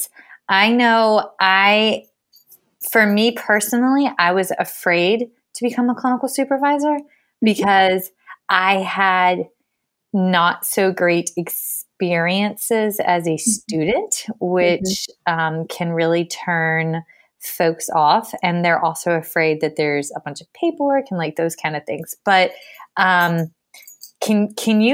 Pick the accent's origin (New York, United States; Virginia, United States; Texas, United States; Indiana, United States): Virginia, United States; Fredericksburg; from Virginia and grew up outside of Fredericksburg.